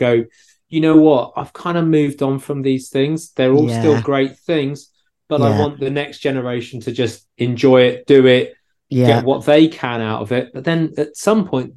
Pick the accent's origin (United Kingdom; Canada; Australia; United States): United Kingdom; Gloucestershire, South West England; moved away as an adult; also born or lived in London; I grew up in Gloucestershire